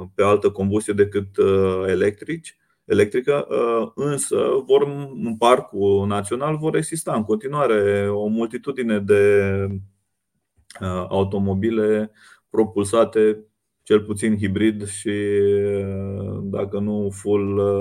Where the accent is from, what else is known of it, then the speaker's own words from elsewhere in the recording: Romania; ca români și ca țară